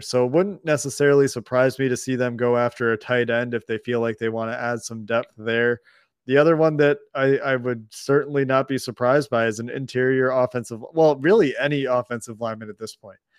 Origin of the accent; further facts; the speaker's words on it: United States; also born or lived in West Coast of Canada; now in Canada; being an American who now lives on the West Coast of Canada